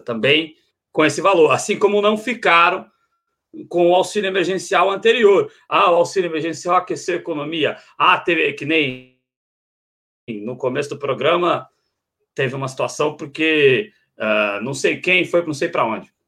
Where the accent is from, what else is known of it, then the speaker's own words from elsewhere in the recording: Brazil; todos nós temos que nos ver enquanto brasileiros